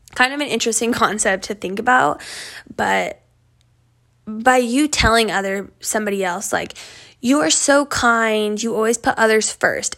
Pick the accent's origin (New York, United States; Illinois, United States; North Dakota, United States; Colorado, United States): Colorado, United States; Northeast; moved away as an adult; also born or lived in California; And I grew up in Northeast Colorado on a farm.